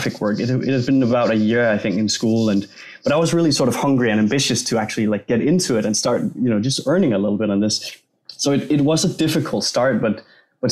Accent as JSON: {"language": "English", "country": "Denmark", "second_language": "English", "said": "I'm from Denmark, so English is not my native language."}